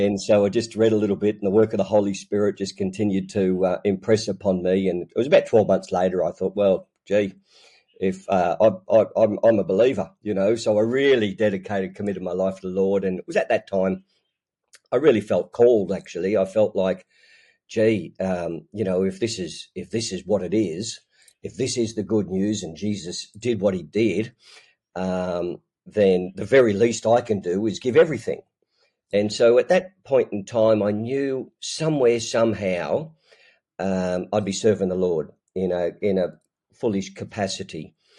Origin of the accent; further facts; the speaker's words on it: Newcastle, New South Wales, Australia; I'm, um, born and bred in Newcastle, Australia